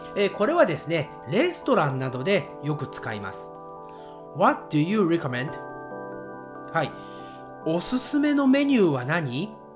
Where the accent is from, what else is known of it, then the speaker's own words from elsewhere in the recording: Nagoya, Aichi, Japan; accent: Nagoya accent; 私のね、アクセントは、えー、名古屋アクセント